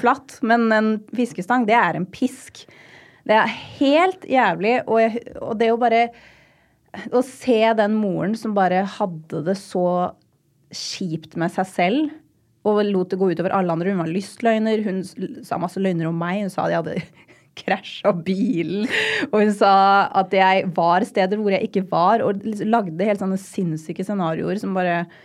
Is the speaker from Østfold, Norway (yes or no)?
yes; Rakkestad, Østfold, Norway; moved away; jeg hadde en fantastisk oppvekst i Rakstad